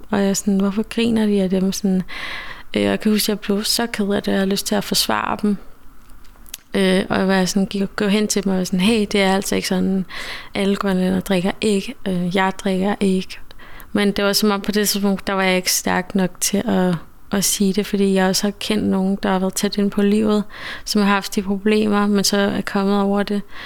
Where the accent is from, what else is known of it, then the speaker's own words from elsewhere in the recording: Denmark; jeg er vokset op i Danmark